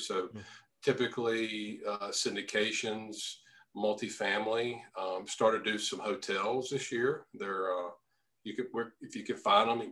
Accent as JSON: {"language": "English", "region": "Louisiana", "country": "United States", "tie": "born or raised there", "moved": "as an adult", "said": "my hometown, Louisiana"}